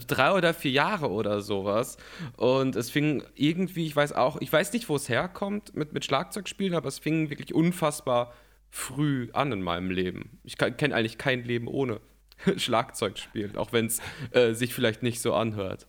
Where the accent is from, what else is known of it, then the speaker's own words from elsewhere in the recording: North Rhine-Westphalia, Germany; ich komme aus Nordrhein-Westfalen, so viel, mhm. so viel sage ich mal, und ähm, lebe in Köln. Ja, lebe in Köln okay. und bin nicht, nicht weit weg von hier aufgewachsen